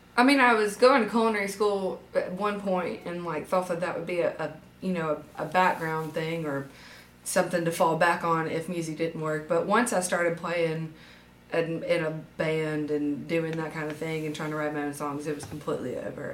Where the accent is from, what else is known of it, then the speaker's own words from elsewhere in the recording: Demopolis, Alabama, United States; also born or lived in Tuscaloosa, Alabama; I was born in Tuscaloosa and then moved down to this area in Marengo County when I was in third grade. So pretty much this is hometown. Demopolis, Linden, that area